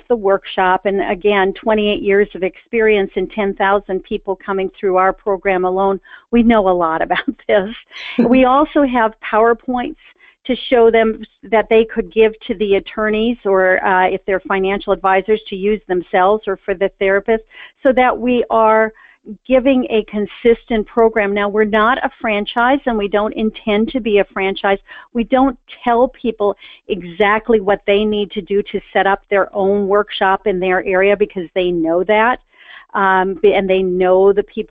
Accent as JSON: {"language": "English", "town": "Milwaukee", "region": "Wisconsin", "country": "United States", "tie": "born or raised there", "said": "I grew up in Milwaukee, Wisconsin."}